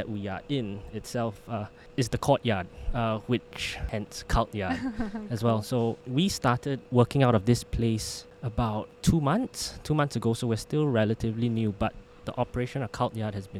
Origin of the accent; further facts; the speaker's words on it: Singapore; But being Singaporean still, I had to come back for national service.